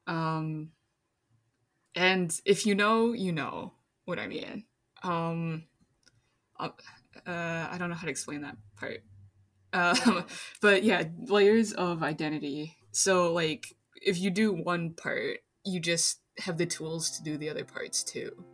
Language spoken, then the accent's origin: English; Minnesota, United States; also born or lived in China; I grew up in Minnesota